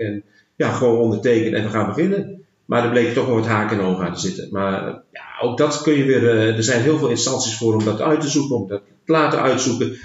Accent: Netherlands

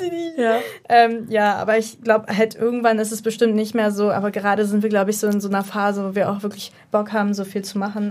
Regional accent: Berlin, Germany; ich komme aus Berlin

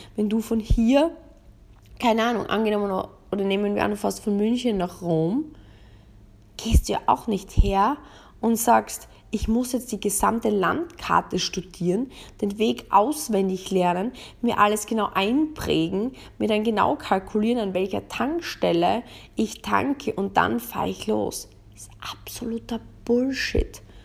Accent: Austria; bei uns in Österreich

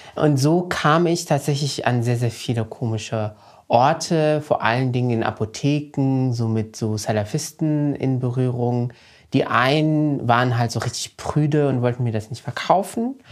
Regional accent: Morocco; moved away; ich bin ja in Marokko zur Schule gegangen

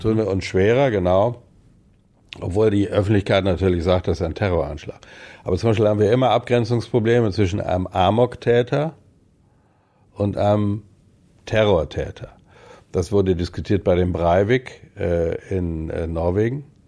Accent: West Germany, Germany; moved away as an adult; Ich gelte in weiten Teilen noch als Wessi, weil ich aus sozusagen im Westen stamme, obwohl ich die meiste berufliche Zeit im Osten verbracht habe

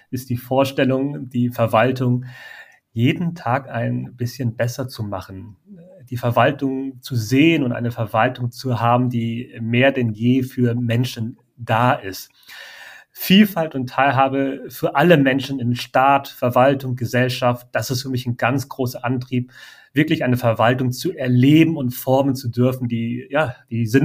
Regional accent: Hamburg, Germany; Ich komme aus Hamburg

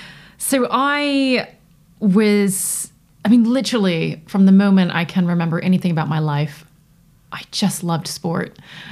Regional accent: United States; As you can tell from my accent, I grew up in North America.

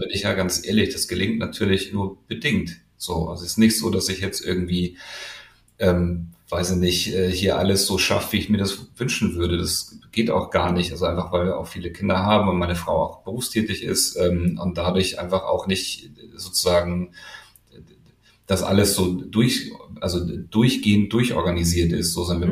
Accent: Hamburg, Germany; Ich komme aus Hamburg und wollte gerne nach Hamburg

